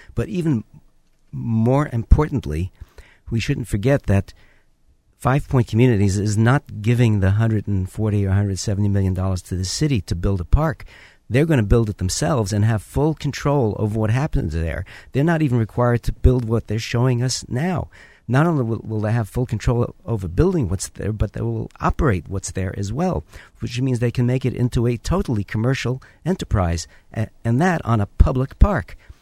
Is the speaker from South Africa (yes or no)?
no; New York City, New York, United States; now in Orange County, United States; where I grew up in the Bronx